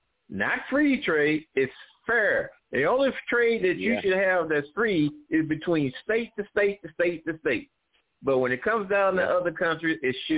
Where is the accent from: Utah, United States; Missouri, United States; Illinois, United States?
Missouri, United States; I've already said that with people that we grew up in Missouri with.